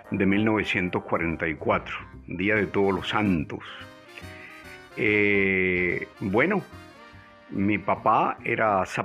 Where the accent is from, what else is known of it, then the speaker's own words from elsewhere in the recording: Maracaibo, Zulia, Venezuela; nos mudamos al centro, centro de Maracaibo. Estaba en la calle Ciencias a dos cuadras de la Basílica.